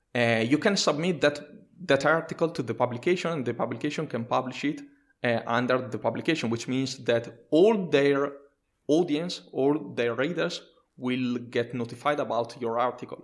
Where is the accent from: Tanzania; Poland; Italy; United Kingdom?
Italy; English is a second language; I'm a software engineer and a technical writer from, uh, Italy